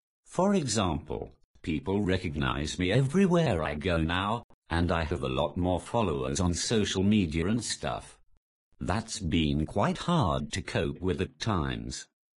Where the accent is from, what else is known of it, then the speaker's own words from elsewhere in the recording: Newcastle upon Tyne, North East England, United Kingdom; I'm the Geordie without the accent.